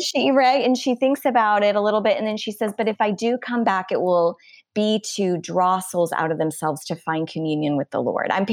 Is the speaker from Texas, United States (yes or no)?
no; Wisconsin, United States; moved away; I'm originally from Wisconsin